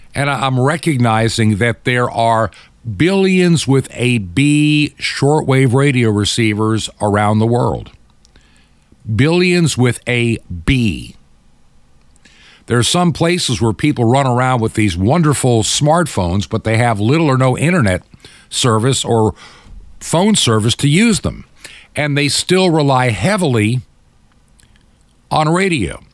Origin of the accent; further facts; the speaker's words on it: United States; I'm enough in my Americanism, being an American